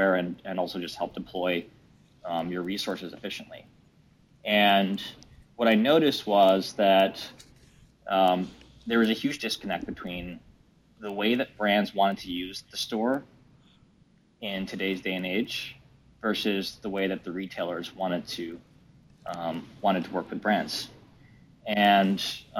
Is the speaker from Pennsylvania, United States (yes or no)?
yes; Philadelphia, Pennsylvania, United States; now in San Francisco, United States; I grew up in Philadelphia